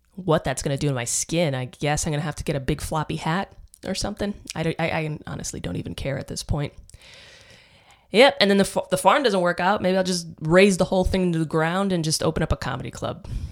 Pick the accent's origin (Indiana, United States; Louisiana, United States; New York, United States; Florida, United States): New York, United States; New York City; now in Austin, United States; I grew up in the Bronx.